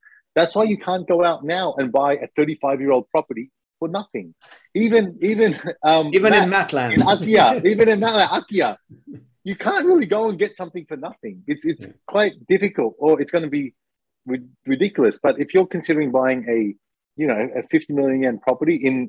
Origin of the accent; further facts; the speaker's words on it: Australia; now in Japan; I'm Australian